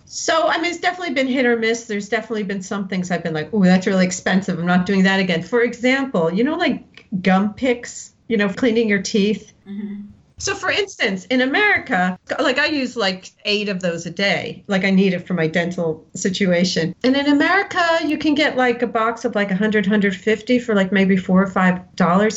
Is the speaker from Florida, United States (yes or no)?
no; Westfield, New Jersey, United States; moved away as an adult; also born or lived in New York City / Hoboken, New Jersey / Greece / upstate New York; I grew up in Westfield, New Jersey, little suburb about 45 minutes from New York